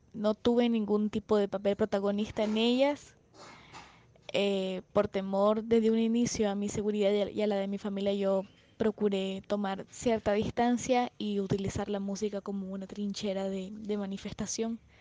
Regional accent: Nicaragua; moved away as an adult; also born or lived in Costa Rica; soy cantautora nicaragüense

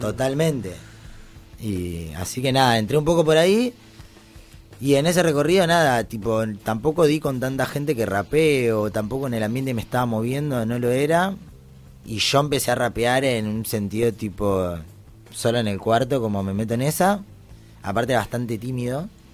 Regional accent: Avellaneda, Buenos Aires Province, Argentina; Que debutamos en Avellaneda, porque soy de acá

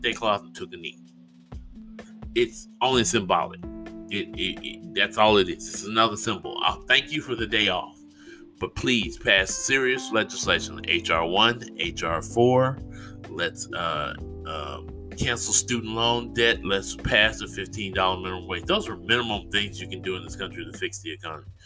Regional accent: United States; That's what we do here in America

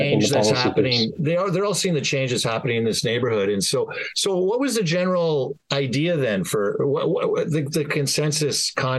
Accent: Waterloo, Ontario, Canada; I grew up in Waterloo. So, my Italian mother took care of me.

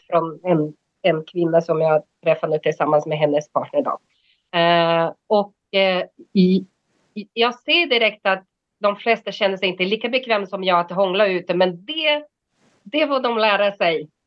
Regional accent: Brazil; moved away as an adult; now in Sweden; jag har bott här i 30 år och jag är 49, så det liksom, eh, ja, jag, jag, jag, skulle inte säga att jag är svensk, men jag är inte heller bras, brasse längre

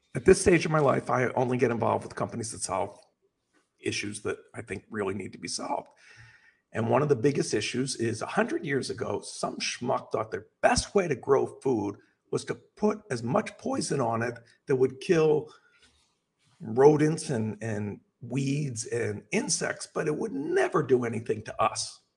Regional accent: Los Angeles, California, United States; I'm from Los Angeles

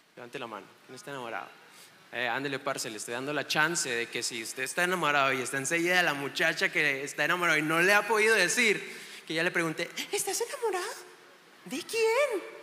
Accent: Chihuahua, Mexico; vengo de Chihuahua, Chihuahua, México

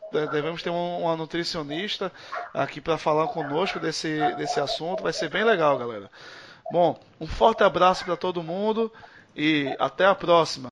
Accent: Brazil; a gente é brasileiro

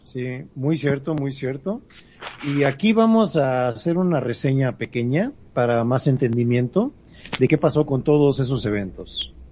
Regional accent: Mexico; ya que somos mexicanos

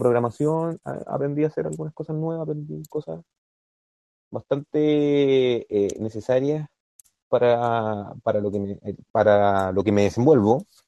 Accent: Chile; nosotros como chilenos

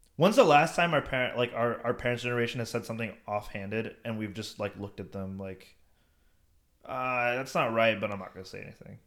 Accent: United States; also born or lived in India; I grew up and I was born in America and, like, I went to high school here

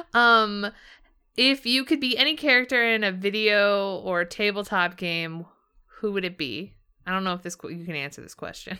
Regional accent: Southern California, United States; I grew up in Southern California.

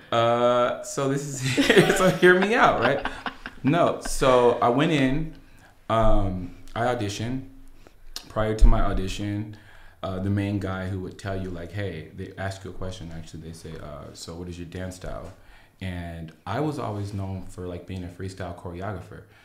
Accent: Los Angeles, California, United States; me being an L A native

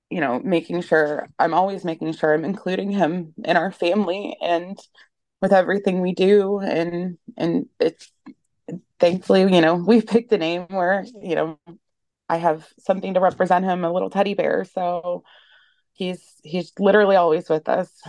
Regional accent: Ohio, United States; um, I'm from Ohio in the USA.

